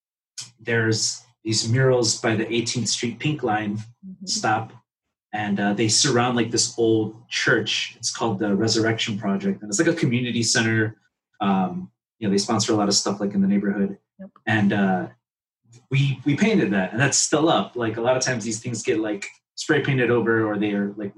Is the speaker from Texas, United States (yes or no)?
no; Chicago, Illinois, United States; I'm from Pilsen. So there's a huge like art community here